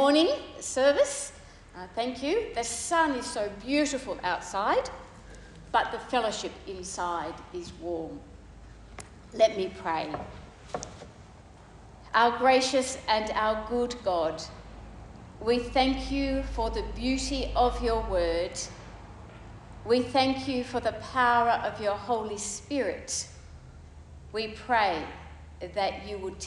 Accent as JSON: {"language": "English", "town": "Sydney", "region": "New South Wales", "country": "Australia", "tie": "born or raised there", "also_born_or_lived": "Tanzania", "moved": "as an adult", "said": "when I'm growing up in Sydney"}